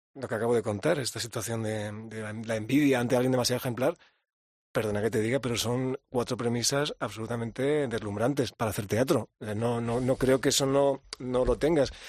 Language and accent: Spanish; Andalusia, Spain; also born or lived in London; al menos yo también soy andaluz